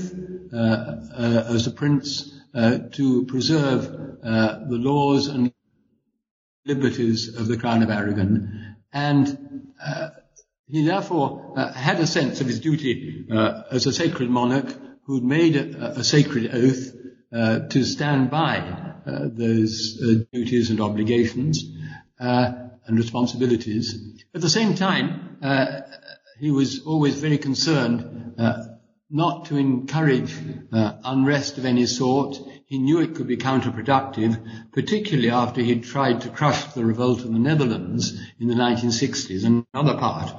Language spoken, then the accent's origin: English; Scotland, United Kingdom